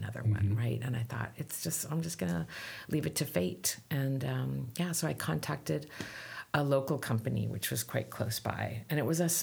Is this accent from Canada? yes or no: yes; Canada; I'm Canadian